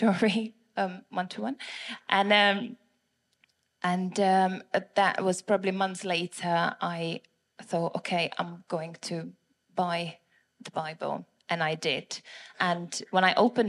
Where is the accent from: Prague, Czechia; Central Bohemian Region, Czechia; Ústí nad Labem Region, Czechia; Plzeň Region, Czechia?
Prague, Czechia; moved away as an adult; now in England, United Kingdom; my accent is from Prague, Czech Republic